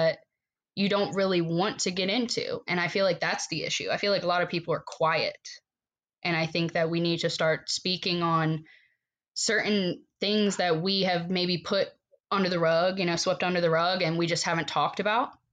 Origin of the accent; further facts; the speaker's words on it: Virginia, United States; moved away as an adult; now in Ocean Pines, United States; went to Virginia, lived out there for 10 years